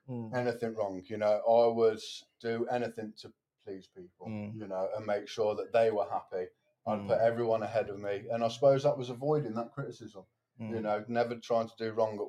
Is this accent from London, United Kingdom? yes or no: no; Cardiff, Wales, United Kingdom; In Tyler.